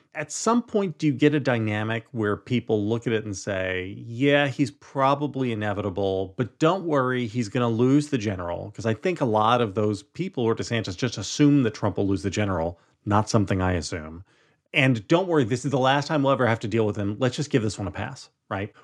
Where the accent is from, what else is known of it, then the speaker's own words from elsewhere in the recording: New Jersey, United States; Growing up in Jersey